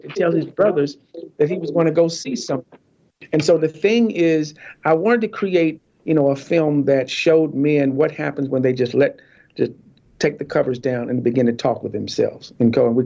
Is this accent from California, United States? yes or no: no; Warrenton, North Carolina, United States; also born or lived in Fayetteville, North Carolina; I'm from a little town called Lick Skillet, North Carolina